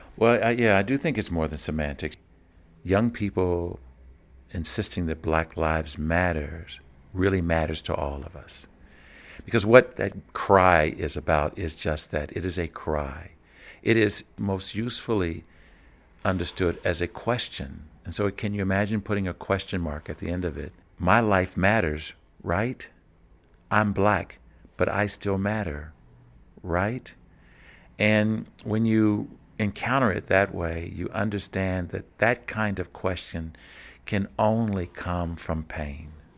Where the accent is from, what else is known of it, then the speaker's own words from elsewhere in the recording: Kentucky, United States; growing up in Kentucky, I would travel to southern Indiana, just across the Ohio River